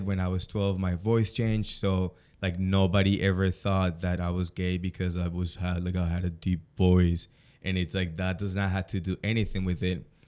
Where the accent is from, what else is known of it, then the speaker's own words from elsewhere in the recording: Colombia; moved away; I come from South America, Colombian more specifically, super macho mentality in the family